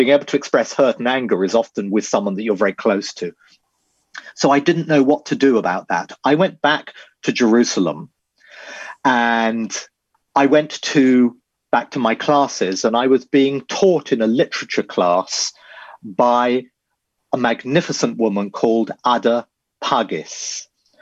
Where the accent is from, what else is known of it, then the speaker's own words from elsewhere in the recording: Dorset, South West England, United Kingdom; I was raised down in Dorset.